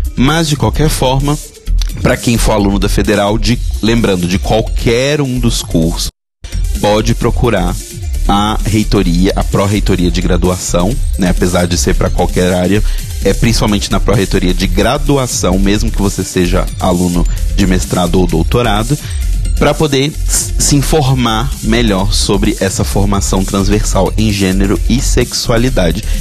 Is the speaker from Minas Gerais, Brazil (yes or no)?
yes; Minas Gerais, Brazil; da minha terra, Minas Gerais